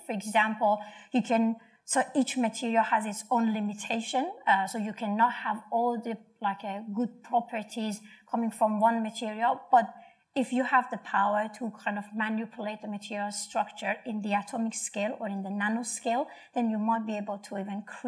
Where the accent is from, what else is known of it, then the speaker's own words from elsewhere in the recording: Iran; moved away as an adult; now in Australia; I'm from Iran